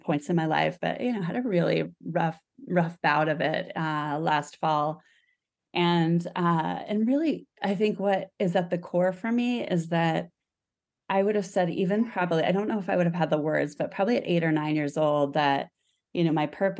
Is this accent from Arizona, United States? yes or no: yes; Arizona, United States; moved away; also born or lived in Stanford; I grew up in Arizona